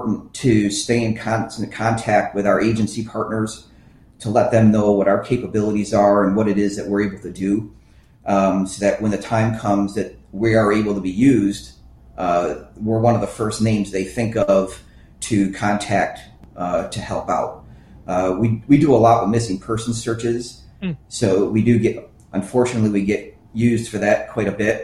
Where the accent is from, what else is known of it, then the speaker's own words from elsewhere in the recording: Fate, Texas, United States; my hometown